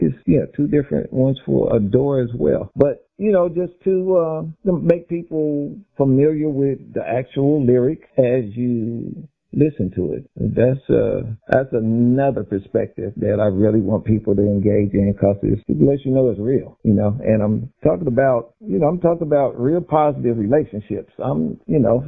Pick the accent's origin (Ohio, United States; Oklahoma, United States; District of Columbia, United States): Ohio, United States; Dayton; I'm from Dayton, Ohio